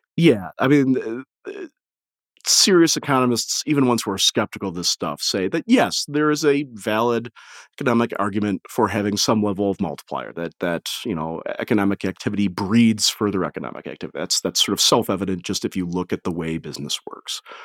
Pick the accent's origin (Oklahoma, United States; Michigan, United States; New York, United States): Michigan, United States; Detroit; I'm from the Detroit area